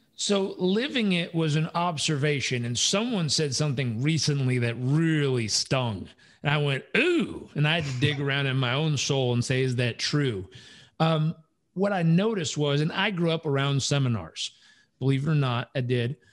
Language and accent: English; Southern California, United States; moved away; also born or lived in Uganda; I grew up in Southern California